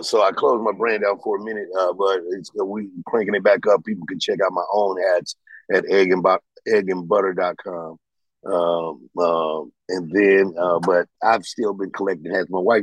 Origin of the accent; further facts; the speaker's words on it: St. Louis, Missouri, United States; Midwest, I'm from St. Louis